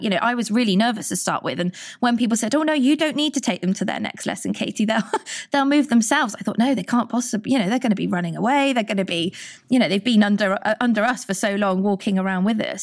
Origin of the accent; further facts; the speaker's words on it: Churchdown, South West England, United Kingdom; I grew up in Churchdown, not far from here